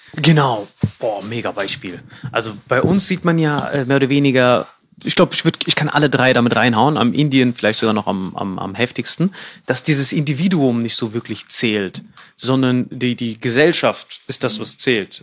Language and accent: German; Bad Kreuznach, Rhineland-Palatinate, Germany; moved away as an adult; also born or lived in Morocco / India; now in Berlin, Germany; bin halt so in Bad Kreuznach äh, da aufgewachsen, mehr oder weniger